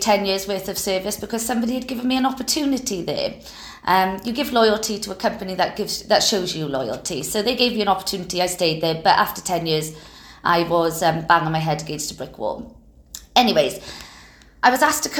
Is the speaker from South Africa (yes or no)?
no; Wales, United Kingdom; you're going to tell I'm Welsh